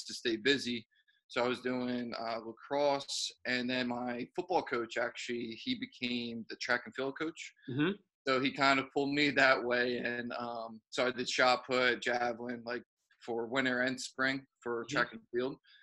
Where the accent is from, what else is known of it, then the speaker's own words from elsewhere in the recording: Ewing, New Jersey, United States; moved away as an adult; now in New York City, United States; I'm from Ewing